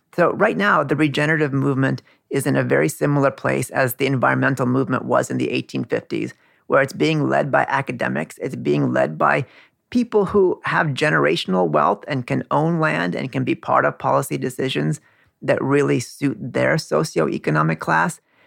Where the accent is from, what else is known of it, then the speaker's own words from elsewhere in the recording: California, United States; now in Queens, New York, United States; Like my parents come from India. I grew up in California